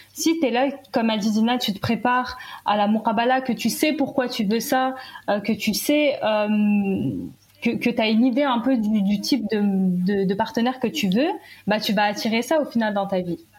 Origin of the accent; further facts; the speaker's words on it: Algeria; moi je suis algérienne